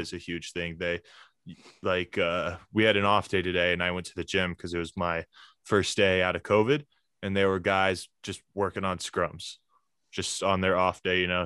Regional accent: Alexandria, Virginia, United States; moved away as an adult; also born or lived in Ireland; now in Colorado, United States; I'm originally from Alexandria, Virginia.

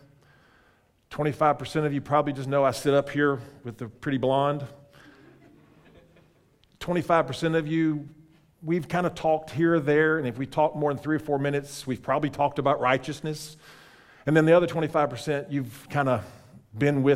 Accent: Alexandria, Louisiana, United States; now in Clearwater, United States; I'm from Alexandria. That's about an hour away. I spent 17 years in Alexandria

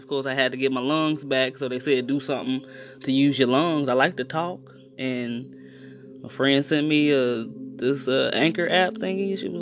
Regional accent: East St. Louis, Illinois, United States; East St. Louis, Illinois.

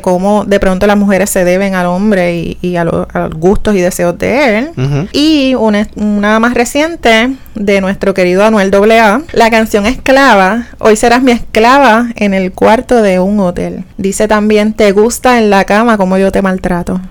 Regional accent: Puerto Rico; somos puertorriqueños

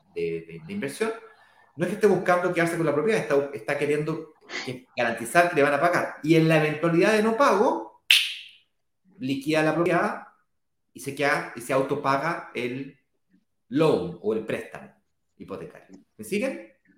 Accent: Chile; yo en este caso soy chileno

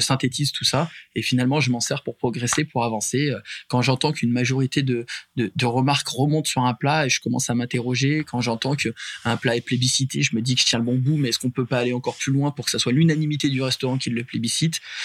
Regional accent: Puy-de-Dôme, Auvergne-Rhône-Alpes, France; nous on est natif euh, du Puy de Dôme.

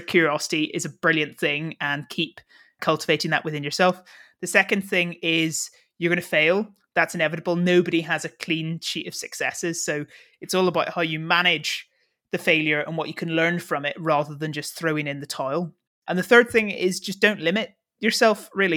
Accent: Northern Ireland, United Kingdom; being Northern Irish

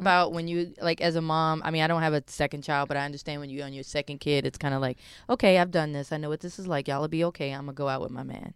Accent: Maryland, United States; I'm from Maryland

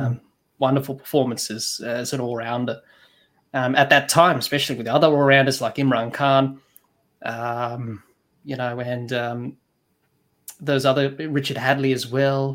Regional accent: Adelaide, South Australia, Australia; I'm from Adelaide.

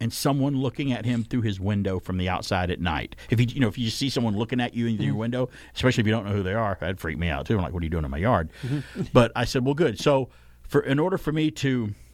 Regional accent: Alabama, United States; Alabama, my home state

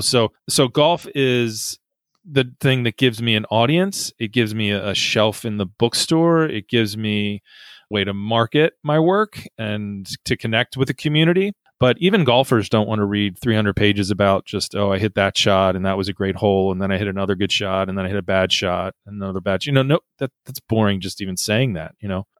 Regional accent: United States; as an American

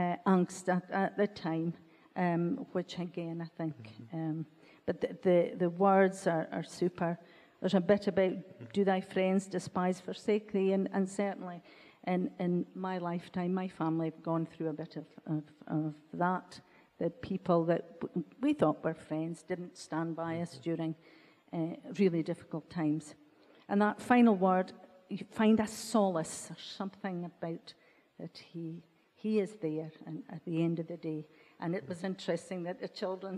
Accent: Ellon, Scotland, United Kingdom; we grew up in that church, although I was born in Ellen, came to school in Ellen

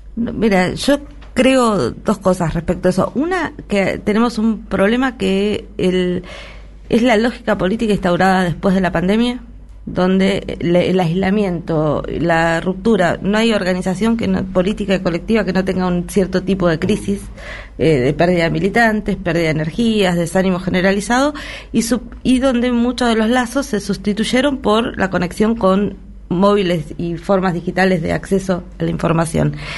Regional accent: Argentina

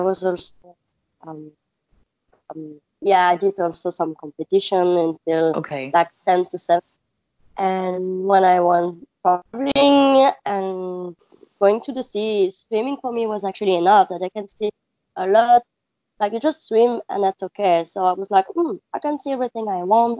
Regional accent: Belgium; English is a second language; moved away as an adult; now in Maldives; I'm from Belgium

